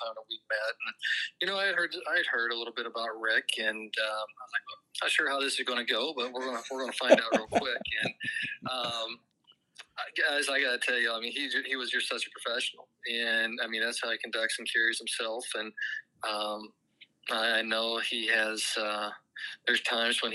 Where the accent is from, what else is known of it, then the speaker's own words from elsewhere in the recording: Southern Indiana, United States; moved away as an adult; also born or lived in Ohio; now in St. Louis, United States; my roots growing up in Southern Indiana